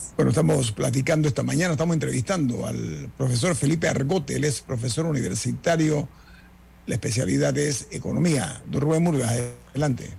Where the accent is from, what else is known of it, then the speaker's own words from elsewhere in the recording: Panama; nosotros como panameños